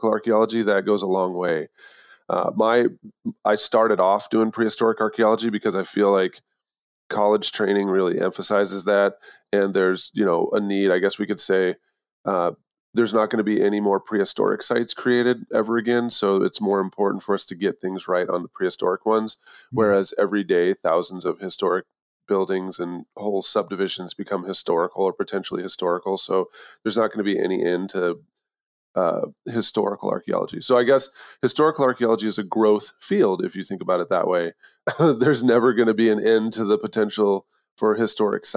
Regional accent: Idaho, United States; I'm from Idaho

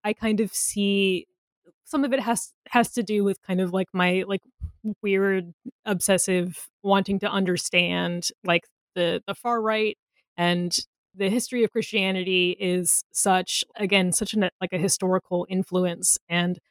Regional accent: United States; as an American living in a country that is actively under threat

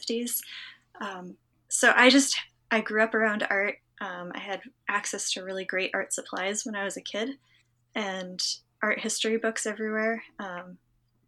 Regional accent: Western Massachusetts, United States; I grew up in Western Massachusetts

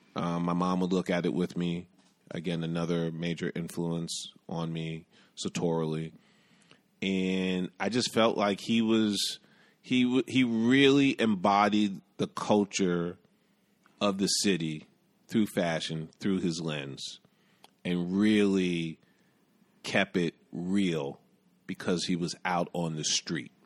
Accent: New York City, New York, United States; also born or lived in Bronx / Brooklyn; I grew up in Manhattan, did a stint in the Bronx, and I currently live in Brooklyn

